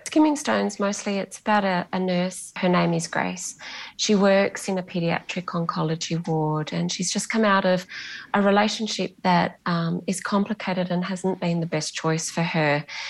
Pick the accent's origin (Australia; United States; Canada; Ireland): Australia; Bunbury, Western Australia; first language Greek; English is a second language; moved away; also born or lived in Perth; I'm from Bunbury and I've lived in Perth.